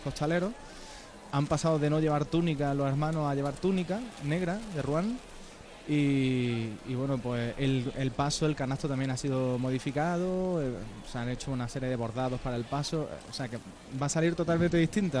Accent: Baeza, Andalusia, Spain; me voy a pasar por Baeza, me voy ahora para, mi pueblo

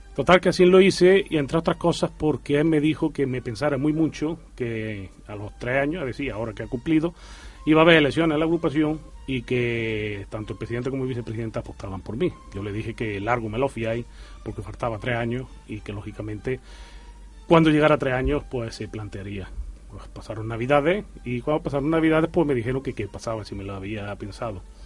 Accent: Arjona, Andalusia, Spain; moved away as an adult; now in Jaén, Spain; somos de Arjona. y lógicamente yo vine aquí a vivir en Jaén y yo en Arjona estaba en el mundo de las cofradías

